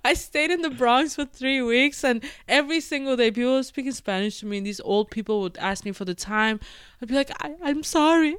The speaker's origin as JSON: {"language": "English", "country": "Denmark", "tie": "born or raised there", "also_born_or_lived": "London, United Kingdom", "moved": "yes", "lives_now": "New York City, United States", "said": "I was born and raised in Denmark"}